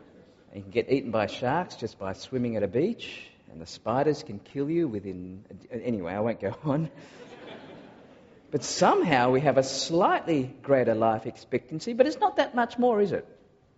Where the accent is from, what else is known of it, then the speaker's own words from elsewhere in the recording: Singapore; accent: varies; also born or lived in Malaysia / Australia; I was born in Malaysia and I grew up in Singapore before doing some more growing up in Australia, and so my accent is very different depending on who I speak to.